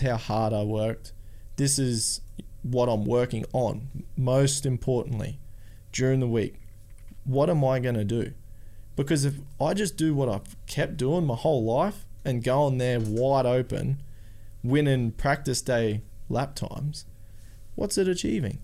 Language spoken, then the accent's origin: English; Australia; I'm from Australia